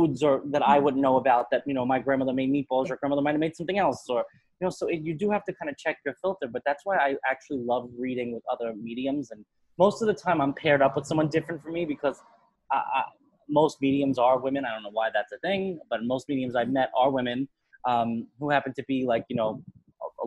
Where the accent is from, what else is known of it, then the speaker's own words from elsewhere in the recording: New York, United States; I grew up in New York